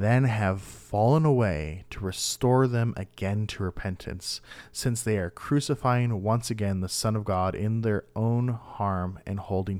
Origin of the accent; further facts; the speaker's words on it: Minnesota, United States; I'm a Vikings fan because I'm from Minnesota and I don't even watch football.